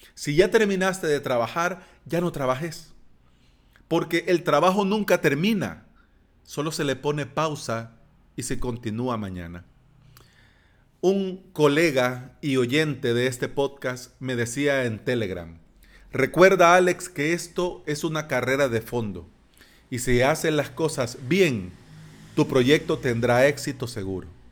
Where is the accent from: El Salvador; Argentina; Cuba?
El Salvador